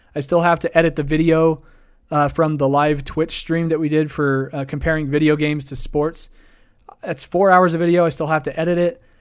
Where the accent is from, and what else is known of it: Idaho Falls, Idaho, United States; born or raised there